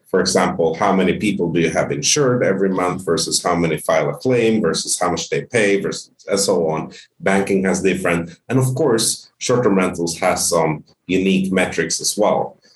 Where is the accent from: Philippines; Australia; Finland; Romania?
Finland; also born or lived in Sweden / Spain / United Kingdom; now in Ontario, Canada; grew up in Finland. I consider myself Finnish and, and soon to be Canadian